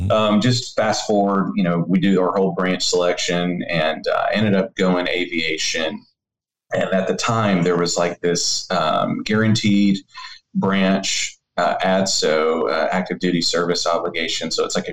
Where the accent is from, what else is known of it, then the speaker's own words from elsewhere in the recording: Memphis, Tennessee, United States; also born or lived in Maryville, Missouri; I'm from Memphis, Tennessee